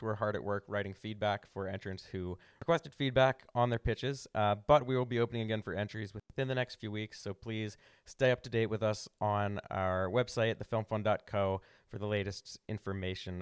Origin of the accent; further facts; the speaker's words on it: Havertown, Pennsylvania, United States; also born or lived in Villanova; now in Philadelphia, United States; I grew up in Havertown, and then we moved closer to, like, Villanova